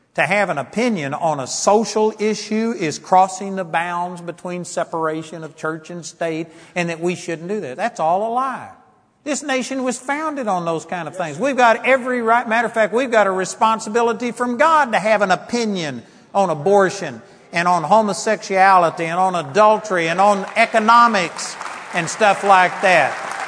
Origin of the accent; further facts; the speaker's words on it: United States; I'm a Christian more than I'm an American